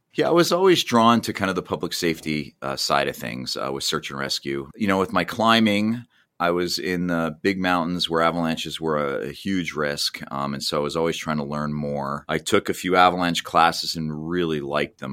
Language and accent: English; New Jersey, United States; moved away as an adult; I grew up in New Jersey